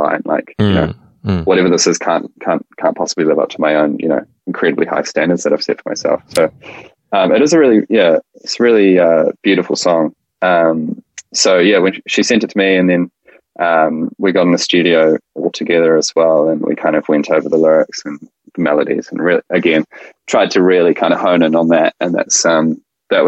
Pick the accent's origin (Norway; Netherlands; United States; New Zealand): New Zealand; We're a Kiwi duo